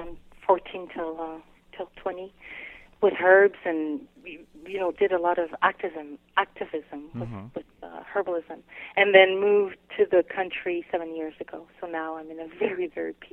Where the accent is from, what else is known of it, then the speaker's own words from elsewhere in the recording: Quebec City, Quebec, Canada; first language French; English is a second language; also born or lived in British Columbia; now in Montreal, Canada; I grew up around Quebec City, the old Quebec City. But I also lived in British Columbia as a kid, and that's where I learned English. I was the only kid in school who spoke French and did not speak a word of English